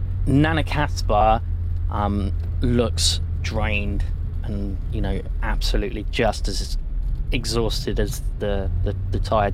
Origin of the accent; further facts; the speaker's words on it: London, United Kingdom; because as you say, I'm from London, you look at her face and it says it all, really.